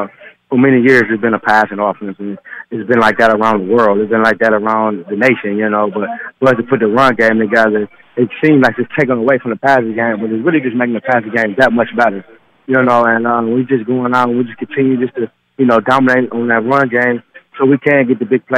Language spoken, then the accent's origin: English; Cleveland, Ohio, United States; Yeah, I'm from Cleveland, but he's born and raised.